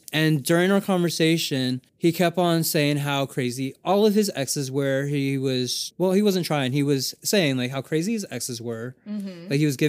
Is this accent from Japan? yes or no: yes; Japan; I grew up in Japan. I don't know.